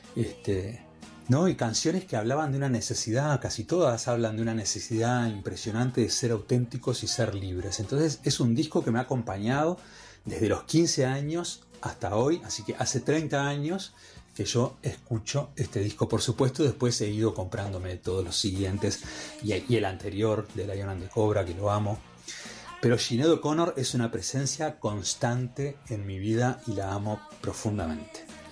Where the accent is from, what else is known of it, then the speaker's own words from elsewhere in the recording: Durazno, Uruguay; de Durazno, de donde yo soy, Durazno en el centro de Uruguay